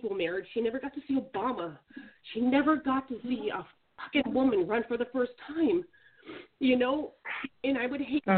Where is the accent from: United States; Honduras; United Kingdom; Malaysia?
United States; Alaska; moved away; I'm from Alaska, I just moved down here